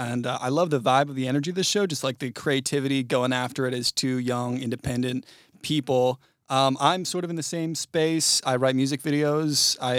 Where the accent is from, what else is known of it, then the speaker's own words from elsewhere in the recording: United Kingdom; moved away; I'm not from Sweden. I am from the UK, though.